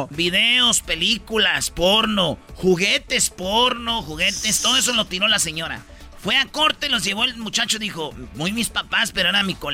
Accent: Mexico; Sí, fue a recibirlos porque yo soy buen ciudadano mexicano.

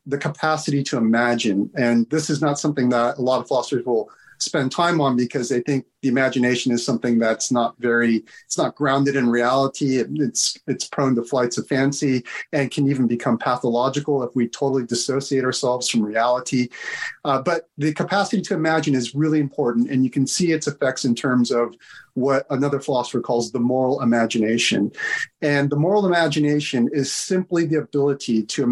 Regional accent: United States; moved away; also born or lived in Britain; being an outsider as an American

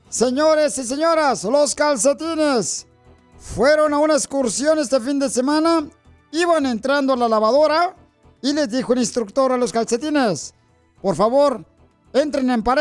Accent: Ocotlán, Jalisco, Mexico; now in United States; Es de Ocotlán, Jalisco, mi tierra

